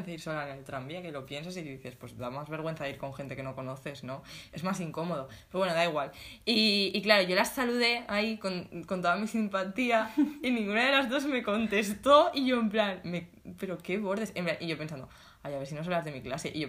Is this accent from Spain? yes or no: yes; Alicante, Valencian Community, Spain; now in Valencia, Spain; Bueno, en verdad somos de Alicante. Somos de Alicante